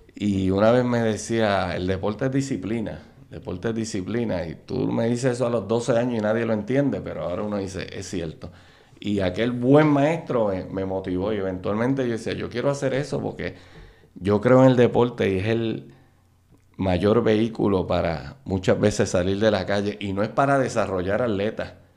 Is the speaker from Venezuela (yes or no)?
no; Carolina, Puerto Rico; yo soy natural de Carolina, este, del barrio, nacido y criado en el barrio Trapo de Carolina